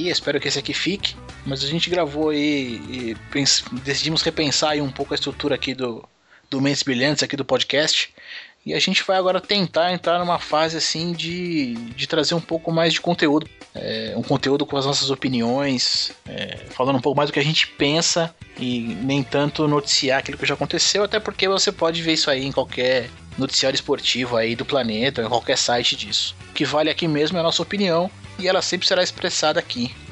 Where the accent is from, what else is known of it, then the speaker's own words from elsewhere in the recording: Guarulhos, São Paulo, Brazil; e. Bom, eu tô sempre aqui em Guarulhos, né?